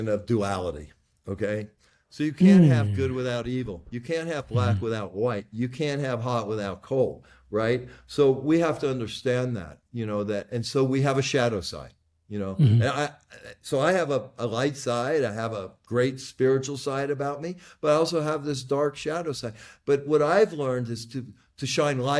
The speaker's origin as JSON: {"language": "English", "country": "United States", "tie": "born or raised there", "said": "I was born in America in 1957, white"}